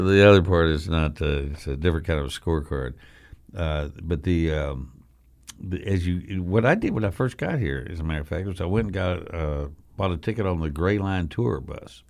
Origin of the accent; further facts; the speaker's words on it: West Texas, United States; now in Memphis, United States; growing up in West Texas